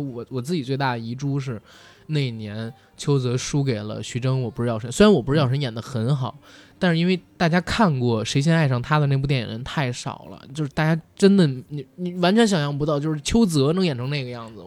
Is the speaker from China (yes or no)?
yes; China; 我们中国人